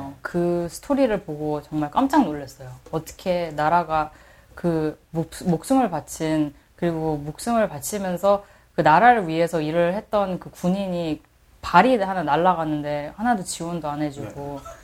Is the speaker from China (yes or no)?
no; United States; Korean is a second language; 저는 미국 사람입니다. 음. 미국에서 태어났고, 미국에서 계속 교육을 받고, 계속 자랐어요.